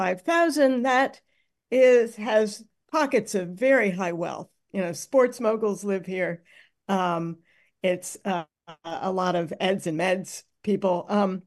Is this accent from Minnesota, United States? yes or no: yes; Minneapolis, Minnesota, United States; Well, I'm from Minneapolis. I know the city pretty well